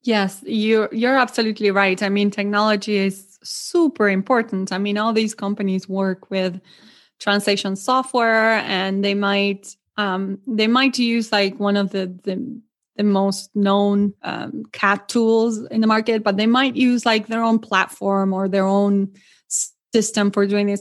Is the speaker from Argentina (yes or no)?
yes; Argentina; English is a second language; moved away as an adult; now in Milwaukee, United States; I'm originally from Argentina